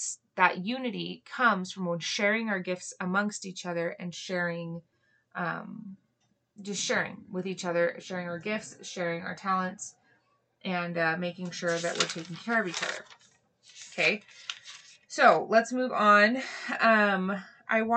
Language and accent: English; Hawaii, United States; moved away; I grew up in Hawaii